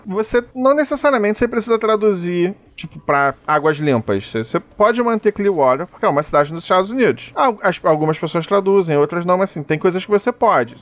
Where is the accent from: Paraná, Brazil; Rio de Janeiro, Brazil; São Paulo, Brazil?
Rio de Janeiro, Brazil; eu sou carioca